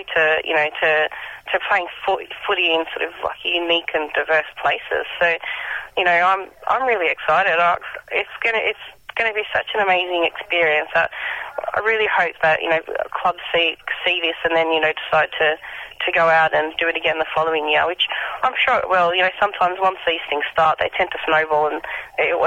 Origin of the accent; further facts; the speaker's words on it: County Down, Northern Ireland, United Kingdom; moved away as an adult; now in Australia; where I come from